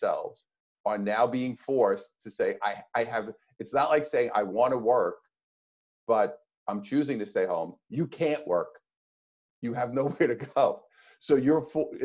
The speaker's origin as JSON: {"language": "English", "region": "New York", "country": "United States", "tie": "born or raised there", "moved": "as an adult", "lives_now": "California, United States", "said": "being a New Yorker, even though now I'm in California, but growing up in New York and living in New York at that time"}